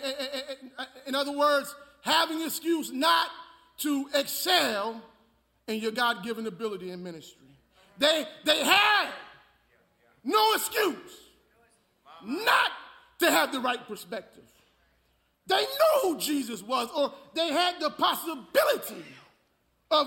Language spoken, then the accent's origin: English; North Brunswick, New Jersey, United States; now in Houston, United States; I'm from North Brunswick, New Jersey